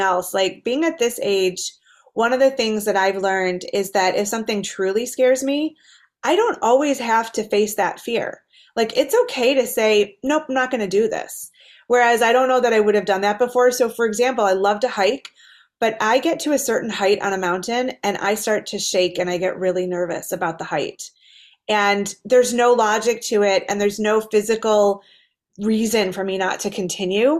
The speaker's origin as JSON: {"language": "English", "town": "Detroit", "region": "Michigan", "country": "United States", "tie": "born or raised there", "said": "I grew up in Detroit, which is a beautiful city now, but was not so safe in the 80s."}